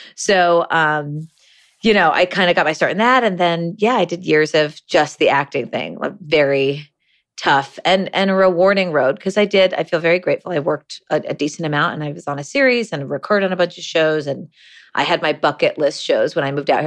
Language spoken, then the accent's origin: English; Ithaca, New York, United States; We grew up together in Ithaca, New York, very small liberal town in upstate New York